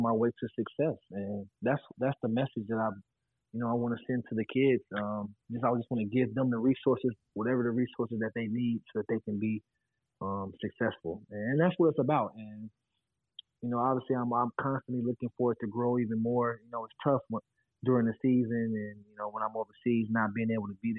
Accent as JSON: {"language": "English", "region": "Ohio", "country": "United States", "also_born_or_lived": "Florida", "moved": "as an adult", "said": "my home state of Ohio"}